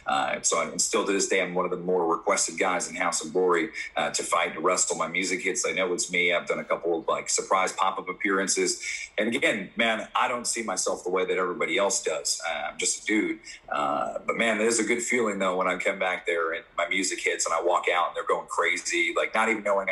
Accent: New York City, New York, United States; I'm from Brooklyn

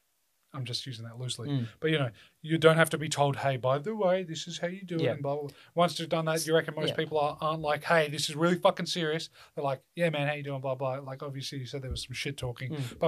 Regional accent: Australia; because we're Australians, we're very casual kind of people for the most part.

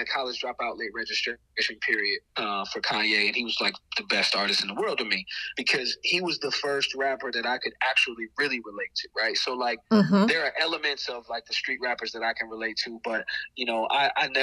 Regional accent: North Carolina, United States; accent: Southern; now in Peoria, United States; I'm from the South, right? So I'm from North Carolina. I'm a Southerner

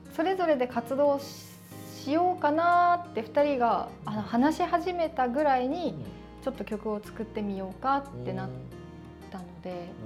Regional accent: Ishikawa, Japan; 石川県から出たことがないっていうことが

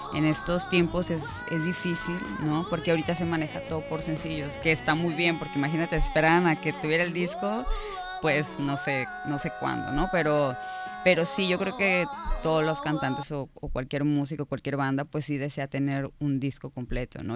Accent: Cabo San Lucas, Baja California Sur, Mexico; now in Todos Santos, Mexico; Soy de Cabo, sí, totalmente originaria, mis papás no, como mucha gente, pero, pero yo nací aquí y desde hace cinco años vivo en Todos Santos.

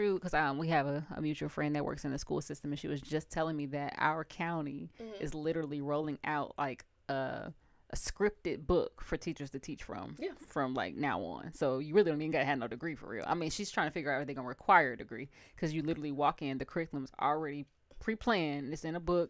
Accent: United States; being American and going through our school system

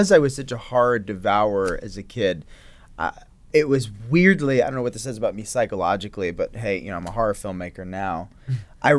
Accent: Woodstock, New York, United States; I grew up in Woodstock, New York

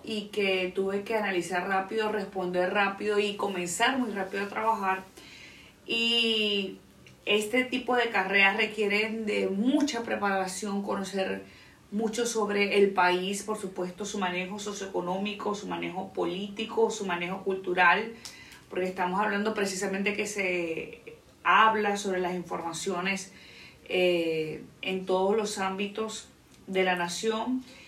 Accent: Venezuela; moved away as an adult; now in Dominican Republic; soy venezolana, tengo cuatro años viviendo en la República Dominicana

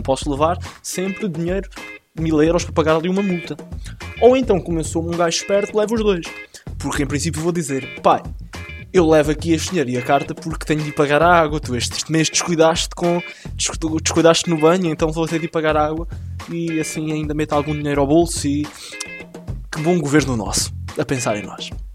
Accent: Portugal; o clube da minha terrinha

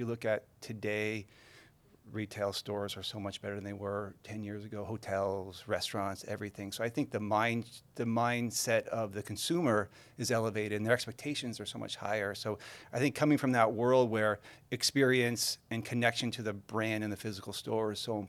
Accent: San Diego, California, United States; born there; now in Carlsbad, United States; We moved to San Diego. I was born in San Diego, but it moved to Carlsbad.

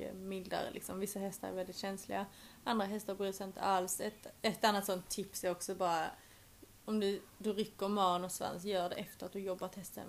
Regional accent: Sweden; moved away as an adult; now in England; Jag hade också bara bandat hemma i Sverige

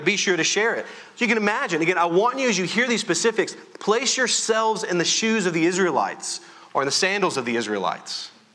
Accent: Louisiana, United States; I am from Louisiana, and so we know how to raise our voice.

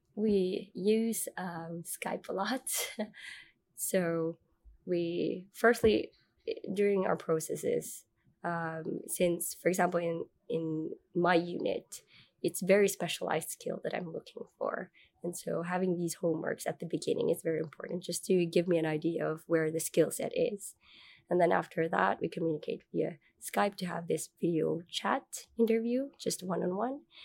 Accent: Manila, Metro Manila, Philippines; moved away as an adult; also born or lived in Malaysia / United States; now in Finland; I was born and raised in Manila, Philippines

